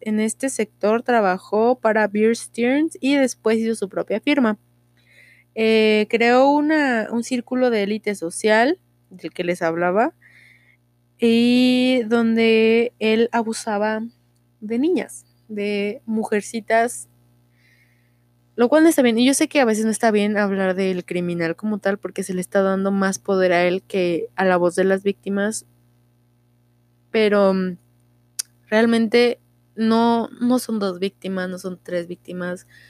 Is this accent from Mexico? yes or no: yes; Mexico; yo soy mexa